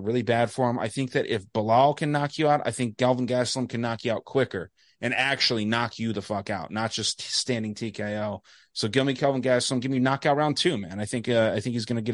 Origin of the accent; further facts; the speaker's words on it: Tucson, Arizona, United States; I'm from Tucson.